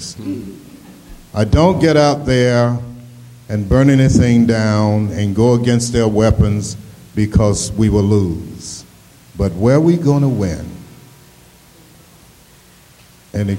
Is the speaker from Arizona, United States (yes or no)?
no; Asheville, North Carolina, United States; I'm from Asheville, North Carolina